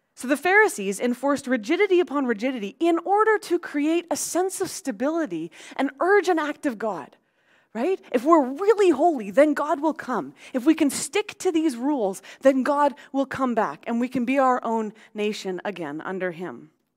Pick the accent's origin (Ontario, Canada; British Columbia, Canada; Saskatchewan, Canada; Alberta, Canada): British Columbia, Canada; Abbotsford; growing up on Mattsky Flats out in Abbotsford